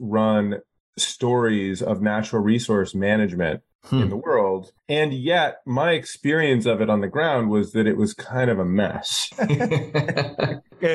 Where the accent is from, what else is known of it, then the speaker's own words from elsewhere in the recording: Alaska, United States; I grew up in Alaska